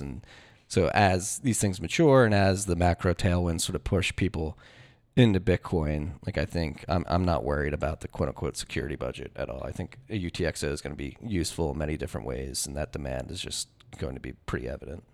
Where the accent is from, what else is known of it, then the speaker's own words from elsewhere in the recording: Philadelphia, Pennsylvania, United States; I'm from Philadelphia and I graduated high school in two thousand nine